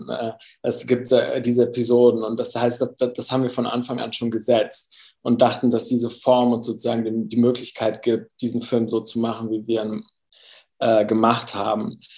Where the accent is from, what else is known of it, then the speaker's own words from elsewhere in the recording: Germany; also born or lived in Cuba; Meine Mutter, also meine Familie ist Kolumbianer, äh, Kolumbianerin, ich bin aber in Deutschland aufgewachsen.